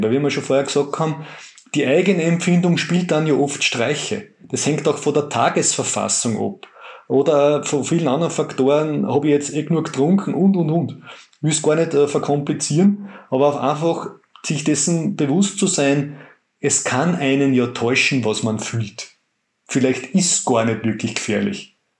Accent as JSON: {"language": "German", "country": "Austria", "said": "wir als Österreicher"}